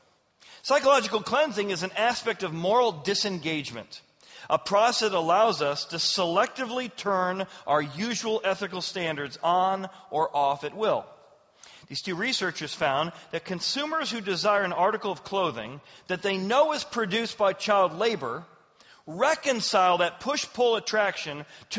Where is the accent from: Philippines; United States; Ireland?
Ireland; and of course I'm angry. I'm Irish.